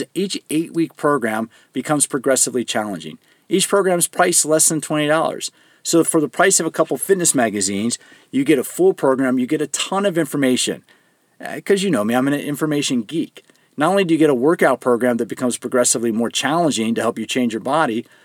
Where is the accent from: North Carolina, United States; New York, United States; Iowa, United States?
North Carolina, United States; Greensboro; moved away; I was actually born in Greensboro in Alamance County Hospital